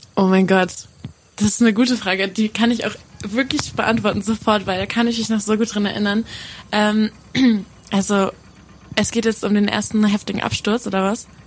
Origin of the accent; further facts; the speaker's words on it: Gerlingen, Sauerland, North Rhine-Westphalia, Germany; also ich komme aus Gerling, heißt das. Das ist im Sauerland.